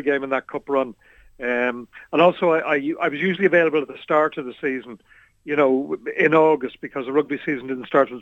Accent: Dublin, Leinster, Ireland; When I was growing up, I'm from Harold's Cross, from a very working class part of Dublin.

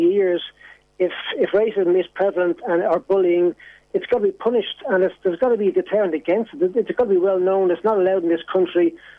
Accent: Ireland; as a human being, as well as an Irishman

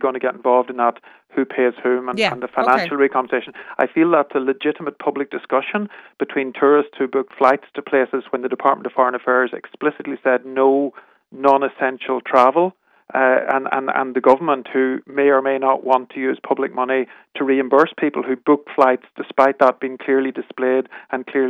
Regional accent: Ireland; as typical Irish people we

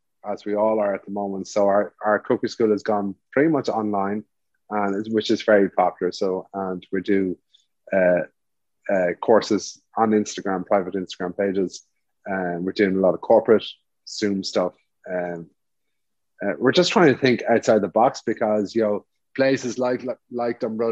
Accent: Ireland; we're Irish

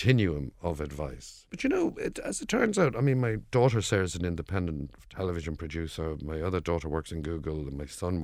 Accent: Dublin, Leinster, Ireland; accent: Dublin; my Dublin accent

